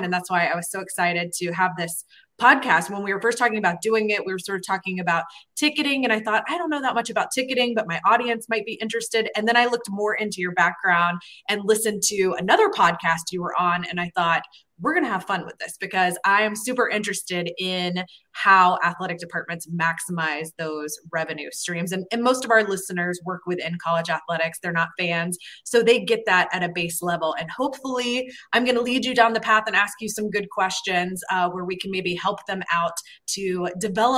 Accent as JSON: {"language": "English", "town": "Atlanta", "region": "Georgia", "country": "United States", "tie": "born or raised there", "also_born_or_lived": "Florida", "moved": "yes", "said": "I grew up in Atlanta."}